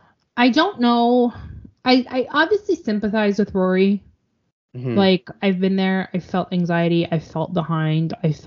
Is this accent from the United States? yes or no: no; Canada; as a Canadian.